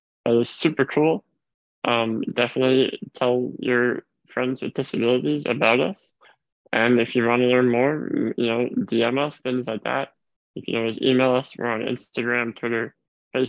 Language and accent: English; New York, United States; I'm from New York, probably the most big progressive city in the United States